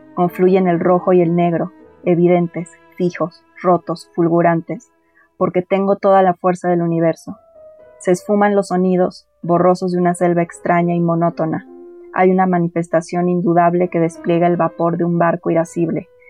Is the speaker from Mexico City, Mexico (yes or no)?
yes; Mexico City, Mexico; Mi familia originalmente somos de Mazatlán. Yo soy la primera persona que nació aquí en la Ciudad de México.